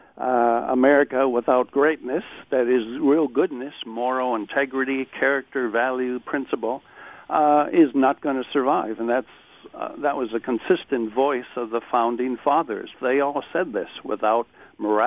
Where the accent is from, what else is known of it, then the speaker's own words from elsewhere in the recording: United States; as an American